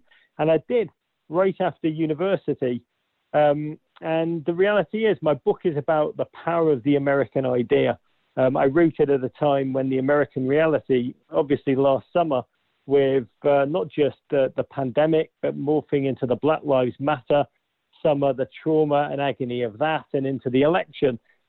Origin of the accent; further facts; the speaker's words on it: Liverpool, North West England, United Kingdom; now in United States; The reality is Liverpool, a magnificent city. But back in the 1980s, when I grew up, it was a time of darkness. The north of England, an industrial, proud